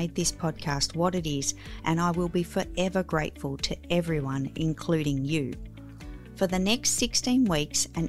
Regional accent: Australia; I am the girl from Down Under

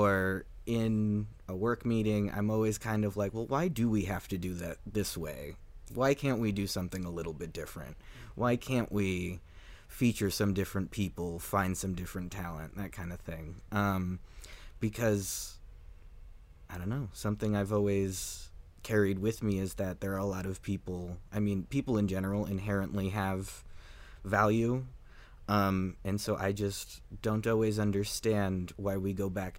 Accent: Highland Park, Illinois, United States; moved away as an adult; now in Minnesota, United States; I'm from a northern suburb of Chicago called Highland Park

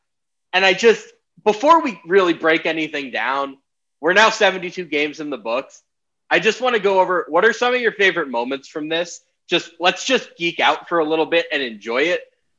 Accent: New York City, New York, United States; I grew up in New York City.

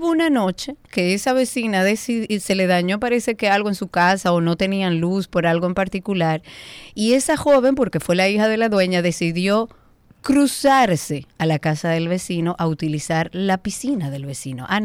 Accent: Dominican Republic; somos todos dominicanos, todos tenemos que aprender a vivir en comunidad

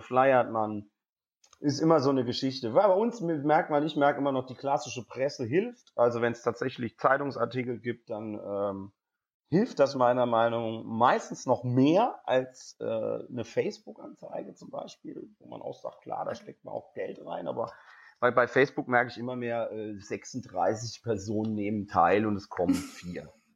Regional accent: Geisenheim, Hesse, Germany; moved away; also born or lived in Cologne; Ich bin eigentlich Hesse, also ich komme eigentlich aus dem Rheingau. Bei mir in Geisenheim

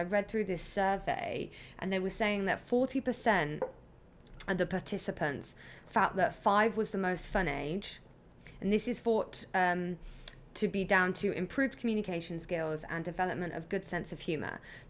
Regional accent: England, United Kingdom; when they found out I was pregnant here from England, they say, do you have like friends? Do you have family?

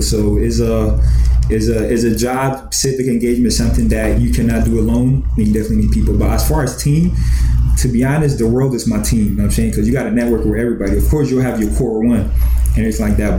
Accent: Columbus, Ohio, United States; born or raised there; also born or lived in Ghana

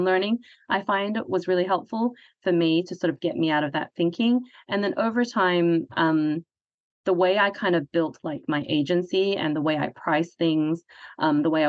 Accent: Hong Kong; I'm from Hong Kong, so Chinese culture

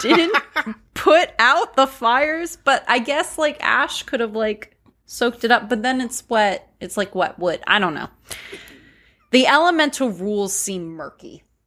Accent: Pennsylvania, United States; moved away; I'm from Pennsylvania

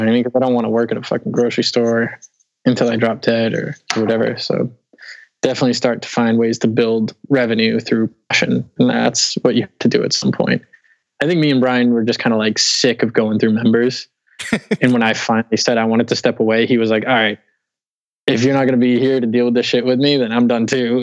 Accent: Weymouth, Massachusetts, United States; moved away as an adult; also born or lived in Dorchester, Boston; I grew up in Weymouth, which is South Shore. It's like okay. 10 15 minutes from Boston

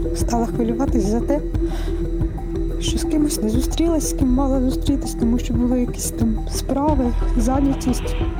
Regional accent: Kropyvnytskyi, Kirovohrad Oblast, Ukraine; Я з Кропивницького, мені 31 рік.

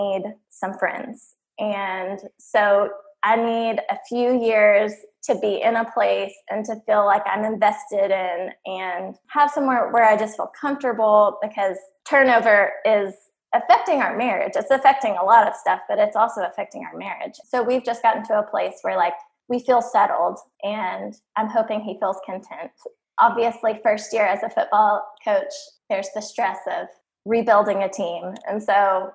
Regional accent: Abilene, Texas, United States; we were in my hometown. We were living in Abilene, which is where I'm from.

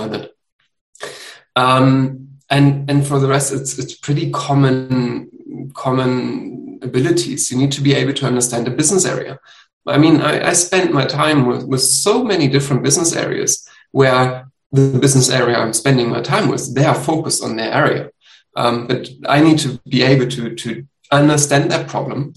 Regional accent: Germany; I'm from Germany.

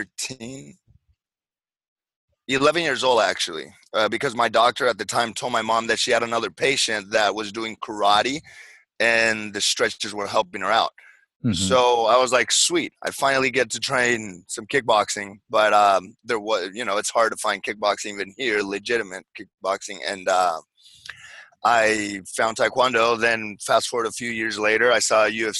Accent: Paraguay; moved away; also born or lived in Santa Barbara, California, United States / Orlando, Florida, United States; I was born in Santa Barbara, and then when I was five, my parents went back to Paraguay, so I was raised there.

